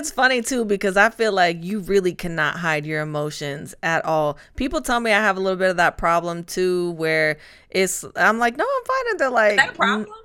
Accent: Spain; now in Atlanta, United States; because I'm originally from Spain and I've bounced around the joke with my friends.

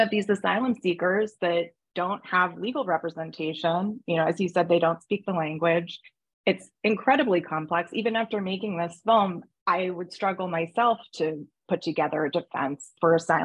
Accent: United States; as an American

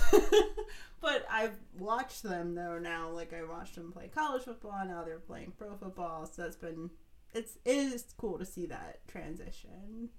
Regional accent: Ohio, United States; I grew up in Ohio

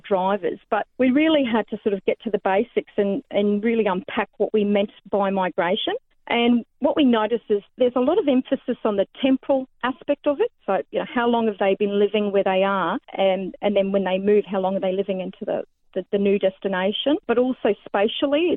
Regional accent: the Burdekin, Queensland, Australia; moved away as an adult; also born or lived in Townsville; now in Cairns, Australia; I was born and bred in the Burdekin.

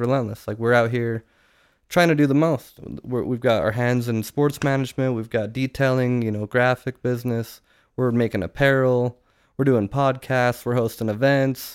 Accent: Utah, United States; moved away; we're from Utah

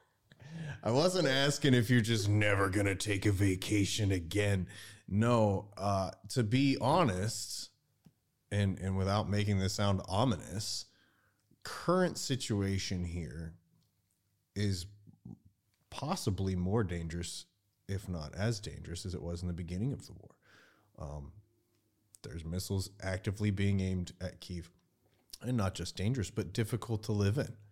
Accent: United States; moved away as an adult; now in Ukraine; I speak shitty Ukrainian, I'm an American

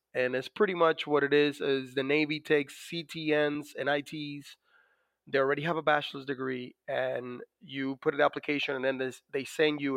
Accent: Dominican Republic; now in United States; as you could probably notice from my accent, I was born in the Dominican Republic

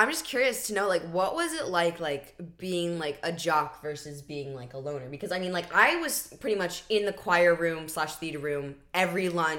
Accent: California, United States; Can you tell we're from California?

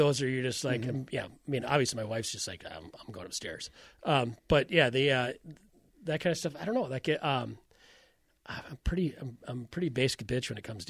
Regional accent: Iowa, United States; I'm from Iowa. I know what a fucking Scandinavian accent is.

